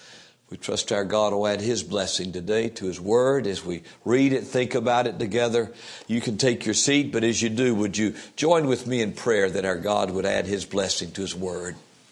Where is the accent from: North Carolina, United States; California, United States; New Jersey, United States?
North Carolina, United States; Fayetteville; I think about my life as a young person growing up in Fayetteville, North Carolina. I grew up during I was born a little bit before the beginnings of the Vietnam conflict, but I lived much of my young years during that.